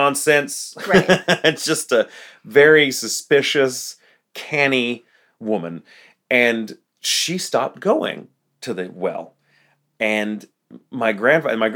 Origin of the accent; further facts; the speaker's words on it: Texas, United States; I grew up here in Texas